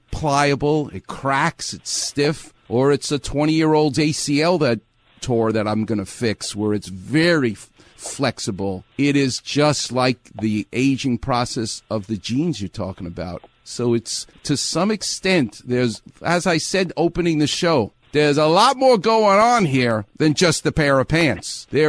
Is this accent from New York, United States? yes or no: yes; New York, United States; now in Los Angeles, United States; this is Los Angeles, and I'm from New York, so I'm used to being in a melting pot